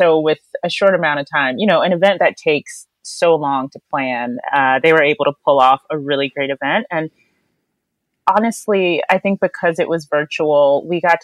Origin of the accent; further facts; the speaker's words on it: North Carolina, United States; And personally, I'm from North Carolina.